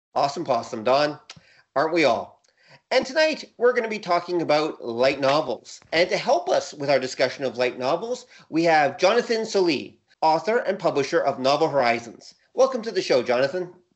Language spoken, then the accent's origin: English; Canada; As a Canadian